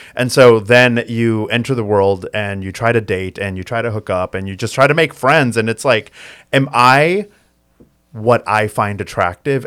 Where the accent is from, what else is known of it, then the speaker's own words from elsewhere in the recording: United States; I was born and raised in the United States, like, I grew up in this American culture